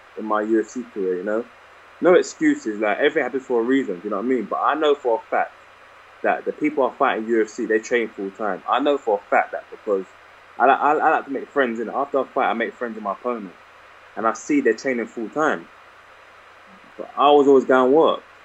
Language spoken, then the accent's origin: English; London, United Kingdom; my hometown